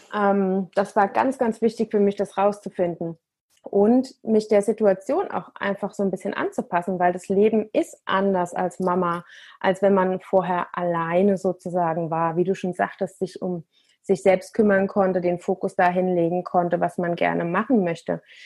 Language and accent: German; Germany; bei uns in Deutschland